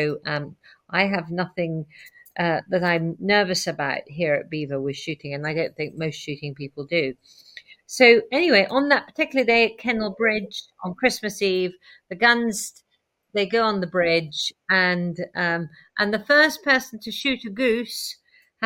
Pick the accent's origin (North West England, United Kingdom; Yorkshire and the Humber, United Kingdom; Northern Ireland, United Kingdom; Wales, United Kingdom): Wales, United Kingdom; now in Belvoir Castle, United Kingdom; I'm a Welsh farmer's daughter by birth